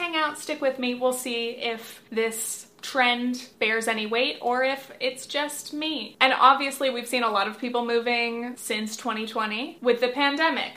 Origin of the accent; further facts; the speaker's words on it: Southern California, United States; moved away as an adult; now in New York City, United States; I grew up in Southern California, about an hour south of LA, and I've been living in New York for a couple years now